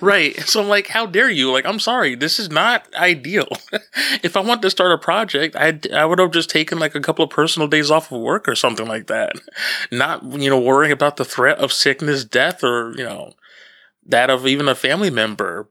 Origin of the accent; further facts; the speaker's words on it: Northeastern New Jersey, United States; now in Long Island, United States; where I grew up in New Jersey